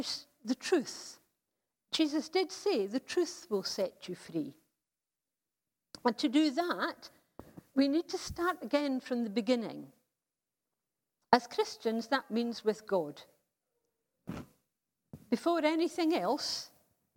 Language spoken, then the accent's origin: English; United Kingdom; As a British society